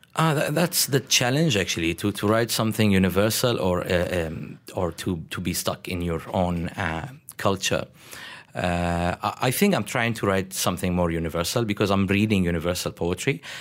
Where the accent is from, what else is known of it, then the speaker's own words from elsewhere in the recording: Damascus, Damascus Governorate, Syria; moved away as an adult; now in Malaysia; I'm from Damascus and I live in Damascus